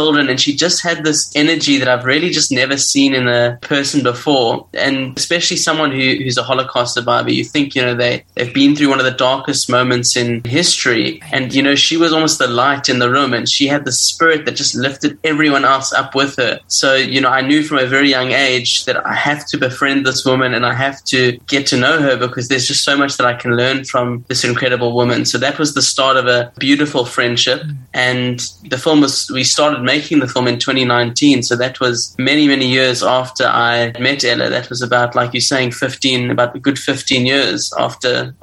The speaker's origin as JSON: {"language": "English", "country": "South Africa", "said": "I'm originally from South Africa"}